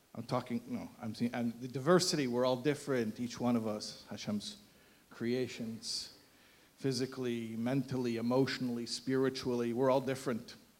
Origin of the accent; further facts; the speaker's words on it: United States; I'm American